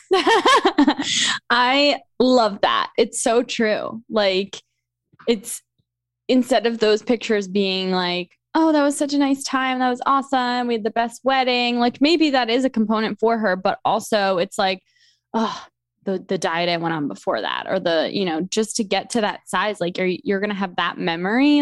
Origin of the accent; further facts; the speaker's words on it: New York, United States; moved away as an adult; also born or lived in Delaware; now in Philadelphia, United States; I grew up in New York